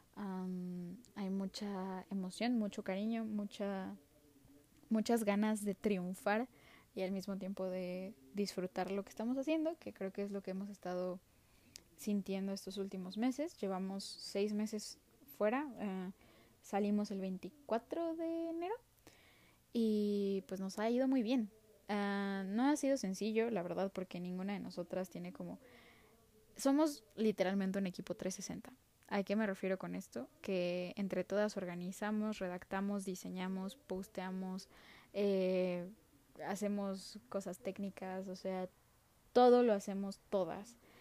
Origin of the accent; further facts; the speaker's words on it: Mexico; soy mexicana y soy estudiante universitaria de sociología